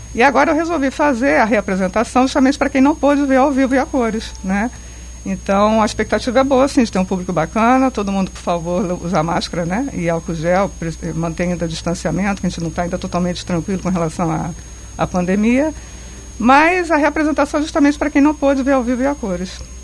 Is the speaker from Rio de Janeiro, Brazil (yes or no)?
yes; Angra dos Reis, Rio de Janeiro, Brazil; Eu nasci em Angra